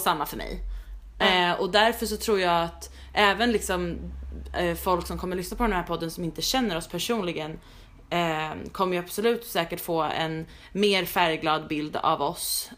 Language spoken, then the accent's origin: Swedish; Stockholm, Stockholm County, Sweden; moved away as an adult; now in New York, United States; jag kommer vara hemma i Stockholm där jag för det första har inte bott på typ men fem år